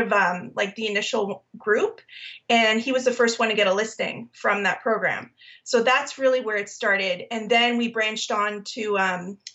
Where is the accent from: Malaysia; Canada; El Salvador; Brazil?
Canada; Aurora, Ontario; now in Milton, Canada; I grew up in York Region and Aurora, Newmarket area